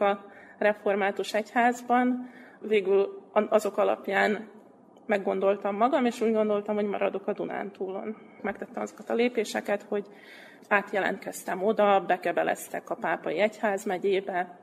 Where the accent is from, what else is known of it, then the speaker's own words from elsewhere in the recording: Vojvodina, Serbia; also born or lived in Pápa, Hungary; mivel innen származom, igazából ebben a térségben